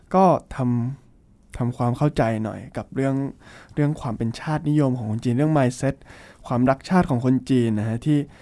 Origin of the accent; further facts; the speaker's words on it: Thailand; now in China; เราเป็นคนไทย